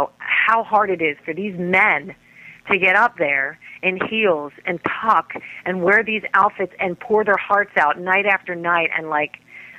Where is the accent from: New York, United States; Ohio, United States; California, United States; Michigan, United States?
New York, United States; New York City; also born or lived in New Jersey; since I was 17 years old in New Jersey, growing up in New York City with the kids and the gay kids